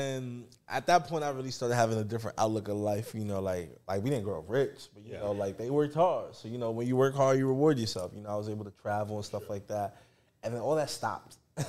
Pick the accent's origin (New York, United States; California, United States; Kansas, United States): New York, United States; I'm originally from New York, you know, born and raised.